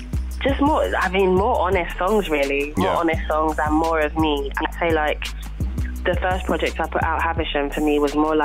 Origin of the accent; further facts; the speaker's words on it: London, United Kingdom; I'm from South as well.